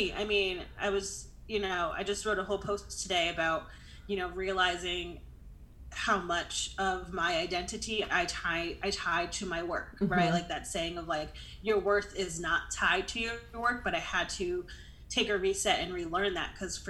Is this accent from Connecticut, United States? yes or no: yes; Connecticut, United States; moved away as an adult; now in Austin, United States; I'm originally from Connecticut, born and raised, went to college there